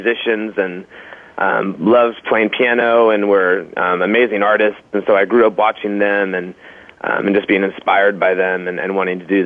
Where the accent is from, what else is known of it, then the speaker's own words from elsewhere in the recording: Portland, Oregon, United States; also born or lived in Colorado Springs, Colorado; I was born in Colorado Springs. Moved here when I was pretty little, and I've been in Portland ever since